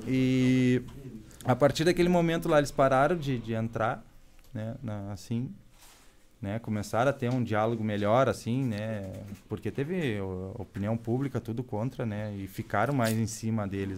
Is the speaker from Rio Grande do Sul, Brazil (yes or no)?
yes; Novo Hamburgo, Rio Grande do Sul, Brazil; Eu sou de Novo Hamburgo.